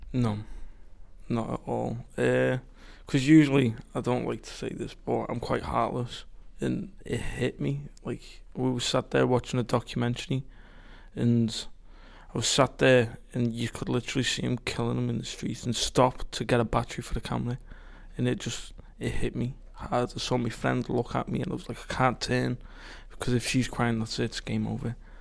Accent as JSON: {"language": "English", "town": "Liverpool", "region": "North West England", "country": "United Kingdom", "moved": "yes", "lives_now": "Stoke-on-Trent, United Kingdom", "said": "I'm from Liverpool, the better part, obviously."}